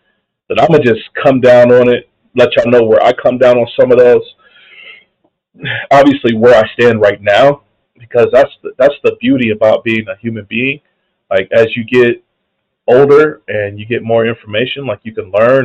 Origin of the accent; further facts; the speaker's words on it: Clemson, South Carolina, United States; now in Nevada, United States; I grew up in South Carolina